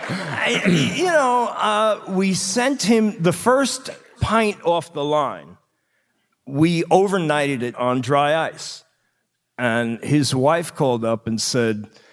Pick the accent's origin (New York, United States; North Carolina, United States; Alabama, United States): New York, United States; Long Island; I grew up on Long Island.